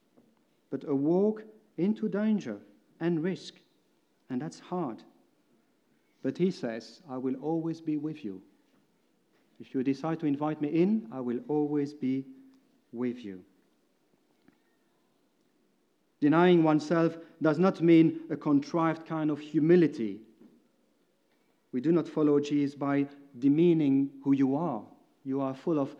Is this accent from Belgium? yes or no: yes; Belgium; English is a second language; moved away as an adult; for me it meant moving from Belgium. You most probably by now heard that my accent is a bit strange.